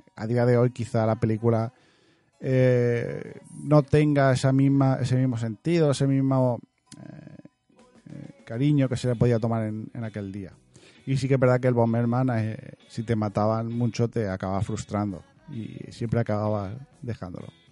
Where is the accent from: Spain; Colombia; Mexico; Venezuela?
Spain; Region of Murcia; soy murciano